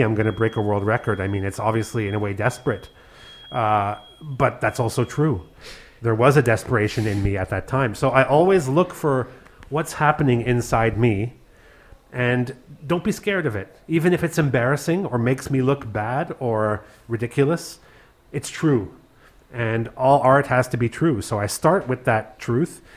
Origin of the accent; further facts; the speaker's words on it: Canada; also born or lived in Berlin / Paris; now in Cologne, Germany; a Canadian with Hungarian Jewish background